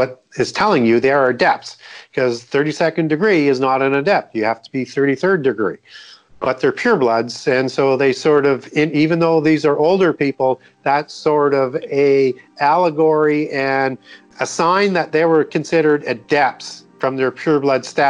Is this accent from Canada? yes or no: yes; Canada; When I was growing up in Canada, we used to see on CBC News, which is the national channel, which everybody watched every night.